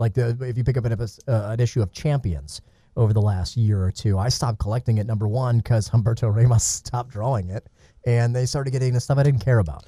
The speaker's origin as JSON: {"language": "English", "town": "Atlanta", "region": "Georgia", "country": "United States", "tie": "born or raised there", "said": "I grew up in Atlanta."}